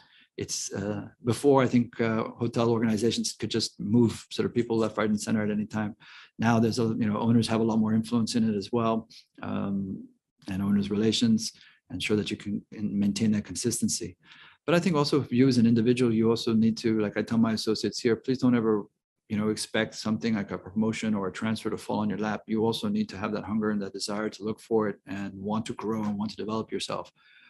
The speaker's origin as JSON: {"language": "English", "country": "Hong Kong", "tie": "born or raised there", "also_born_or_lived": "Philippines", "said": "I grew up in Hong Kong and the Philippines."}